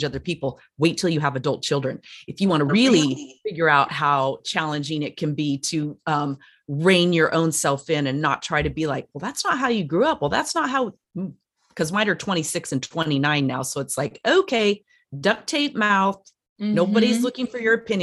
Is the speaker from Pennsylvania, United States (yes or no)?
no; Durango, Colorado, United States; I'm from Durango, Colorado, which is a fun little touristy town